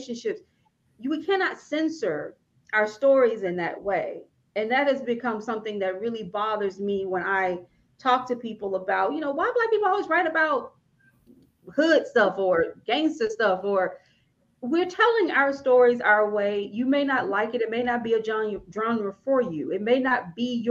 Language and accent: English; Fairfield, Alabama, United States; I grew up in Fairfield, Alabama